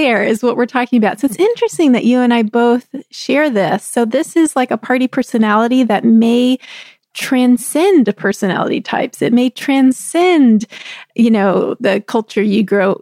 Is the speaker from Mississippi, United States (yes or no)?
no; Texas, United States; I grew up in Texas